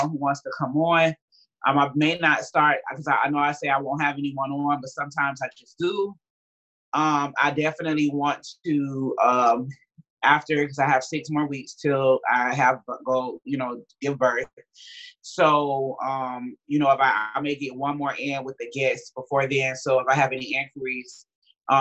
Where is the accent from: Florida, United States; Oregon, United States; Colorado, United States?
Florida, United States; Miami; I'm from Miami